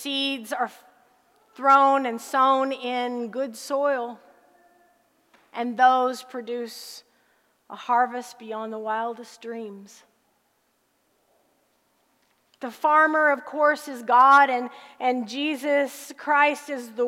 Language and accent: English; Harrisburg, Illinois, United States; moved away; also born or lived in Texas; I grew up in a little town in southern Illinois called Harrisburg